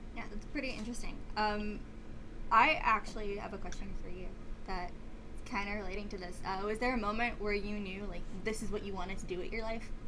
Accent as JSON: {"language": "English", "town": "New York City", "region": "New York", "country": "United States", "said": "I'm from Staten Island, so I am part of the city"}